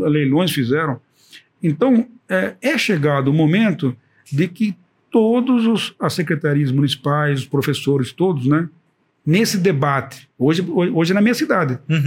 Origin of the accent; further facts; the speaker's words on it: Brazil; first language Portuguese; somos brasileiros que tomamos conta da escola